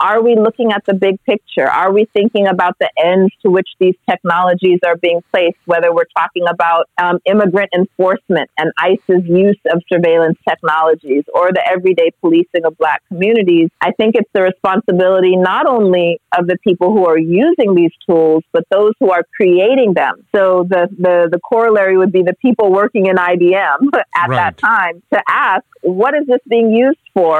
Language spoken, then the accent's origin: English; Los Angeles, California, United States; I grew up partly in Los Angeles, and so in a heavily policed neighborhood